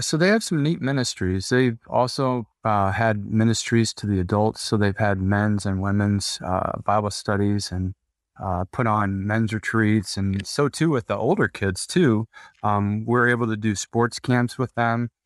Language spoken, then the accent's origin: English; Midwest, United States; growing up in the Midwest